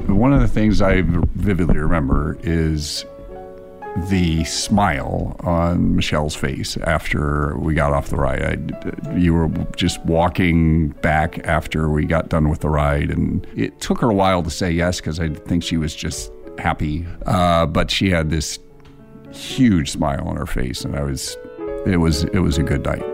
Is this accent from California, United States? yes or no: no; Indiana, United States; now in Columbus, United States; I grew up in Indiana.